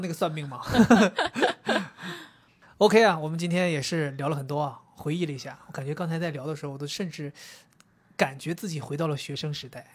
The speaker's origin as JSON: {"language": "Chinese", "country": "China", "also_born_or_lived": "London", "said": "今天是我们中国人特别重要的一个传统节日"}